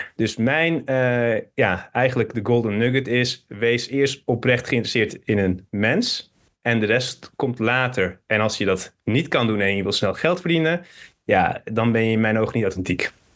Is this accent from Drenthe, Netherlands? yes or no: no; Hilversum, North Holland, Netherlands; also born or lived in Turkey; geboren in Hilversum. Van mijn 7 tot mijn 11 ben ik naar Turkije gegaan